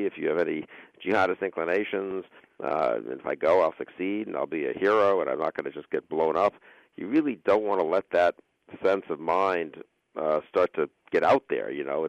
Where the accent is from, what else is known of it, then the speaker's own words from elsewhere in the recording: United States; I really do hope that, just as obviously an American.